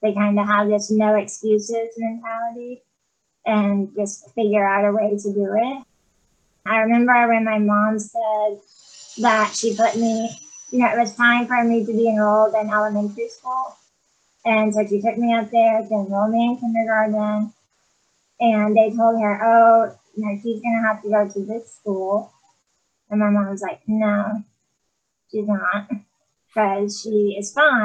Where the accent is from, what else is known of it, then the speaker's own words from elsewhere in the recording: Dallas, Texas, United States; I was born in Dallas, Texas